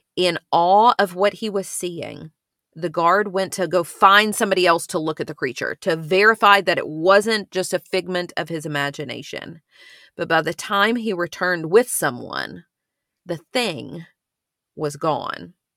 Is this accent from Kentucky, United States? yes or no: yes; Ashland, Kentucky, United States; where I grew up in Ashland is part of this tri-state area of Kentucky, Ohio, West Virginia altogether